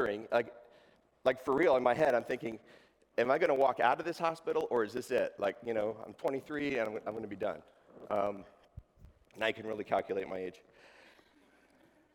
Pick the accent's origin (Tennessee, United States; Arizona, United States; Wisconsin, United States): Arizona, United States; Tucson; also born or lived in West Virginia; I'm originally from West Virginia, but I grew up in Tucson in the desert down there